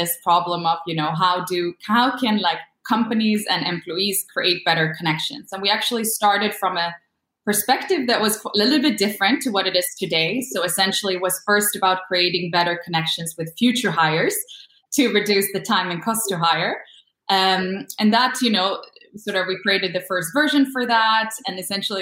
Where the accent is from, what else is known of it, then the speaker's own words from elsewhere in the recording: Sweden; moved away; also born or lived in Copenhagen; I'm born and raised in Sweden, but my parents are Polish